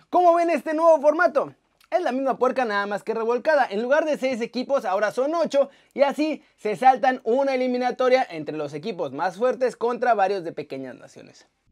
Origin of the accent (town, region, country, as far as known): Mexico